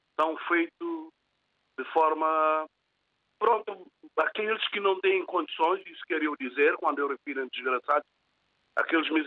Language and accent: Portuguese; São Tomé, São Tomé & Príncipe; now in Portugal; eu nasci em São Tomé, criei em São Tomé, estou cá em Portugal.